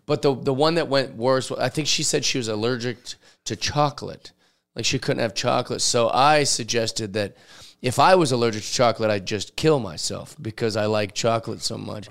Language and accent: English; Seattle, Washington, United States; I grew up in Seattle, so everybody's always telling Bigfoot stories